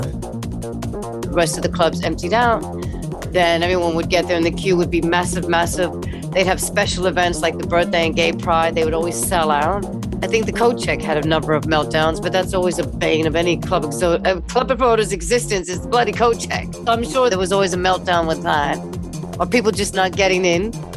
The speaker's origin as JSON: {"language": "English", "region": "East Coast", "country": "United States", "moved": "as an adult", "lives_now": "London, United Kingdom", "said": "I am an American living in London since 1990."}